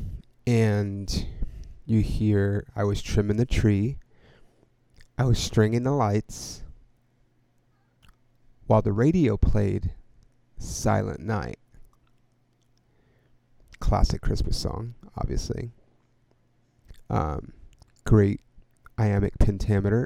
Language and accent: English; California, United States; I'm from California